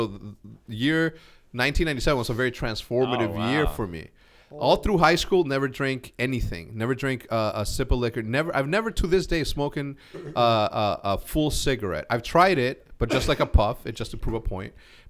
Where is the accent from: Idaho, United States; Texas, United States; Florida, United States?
Texas, United States; El Paso; born there; No, I was born in El Paso, Texas, which is like across the border.